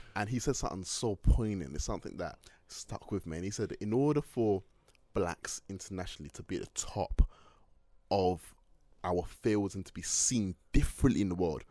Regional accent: Manchester, North West England, United Kingdom; also born or lived in London; throughout my whole time in Manchester growing up. So growing up in Manchester

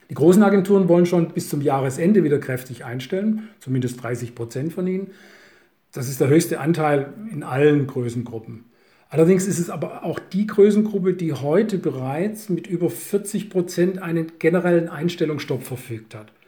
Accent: Swabia, Germany; als Schwabe

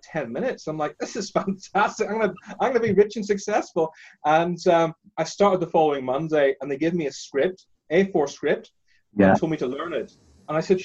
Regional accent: Northern Ireland, United Kingdom; I grew up in Northern Ireland, as you can tell by my accent. My parents are Indian.

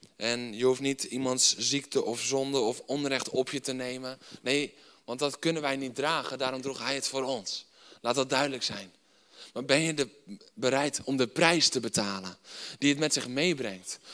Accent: Netherlands

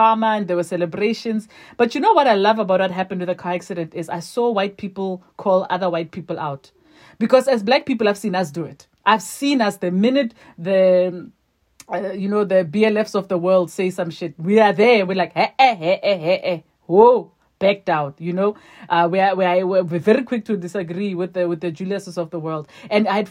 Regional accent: South Africa; I'm a South African

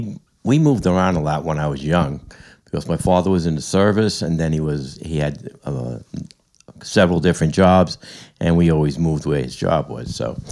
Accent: Deer Park, New York, United States; now in Mount Sinai, United States; I grew up in Deer Park.

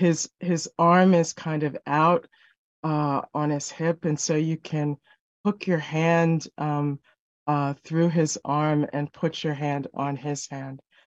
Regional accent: New York City, New York, United States; every year, I grew up in New York City, so every year my mom went to the Carver Savings Bank and got one of those calendars from the Carver Savings Bank.

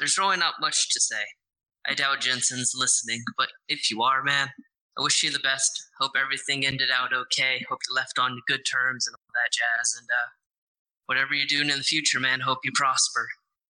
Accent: Ireland; I'm Irish.

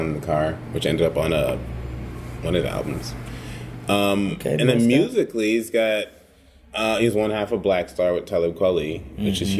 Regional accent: New York City, New York, United States; I'm from the Bronx

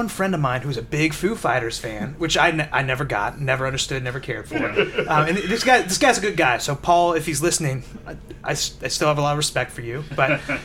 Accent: Cincinnati, Ohio, United States; I'm from Cincinnati

